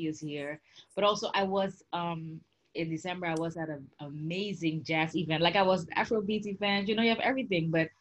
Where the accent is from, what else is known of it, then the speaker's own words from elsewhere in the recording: Suriname; also born or lived in Curaçao; now in Ghana; I'm from the Caribbean originally, actually, you know, Suriname